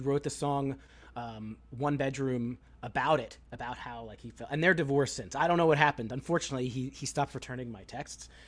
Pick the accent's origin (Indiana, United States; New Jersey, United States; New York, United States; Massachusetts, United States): New York, United States; Long Island; moved away as an adult; also born or lived in State College, Pennsylvania; I grew up on Long Island, so I'm very familiar with the geography